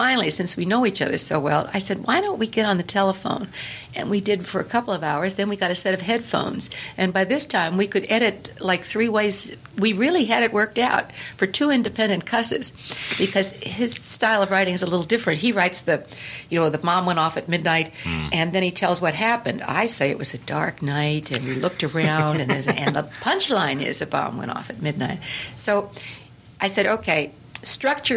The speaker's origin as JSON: {"language": "English", "region": "Pennsylvania", "country": "United States", "tie": "born or raised there", "moved": "yes", "said": "I grew up old in Pennsylvania"}